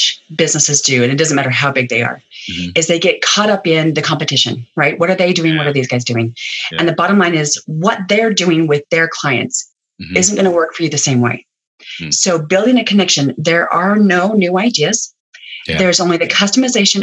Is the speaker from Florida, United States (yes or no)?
no; Utah, United States; I'm from Utah. There's a pile of essential oil people here.